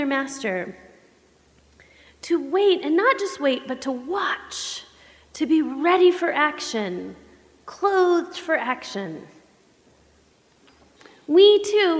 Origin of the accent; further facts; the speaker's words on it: the South, United States; I grew up Baptist in the South.